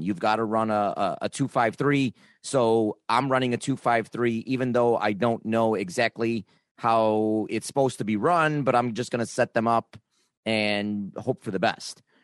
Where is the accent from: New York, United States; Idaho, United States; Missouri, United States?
New York, United States; Niagara Falls; I grew up in Niagara Falls